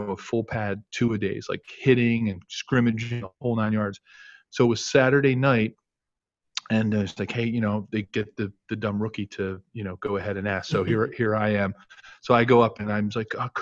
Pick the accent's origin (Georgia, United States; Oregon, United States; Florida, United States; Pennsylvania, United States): Pennsylvania, United States; Philadelphia; moved away; also born or lived in Kansas; my own growing up in the Philadelphia summers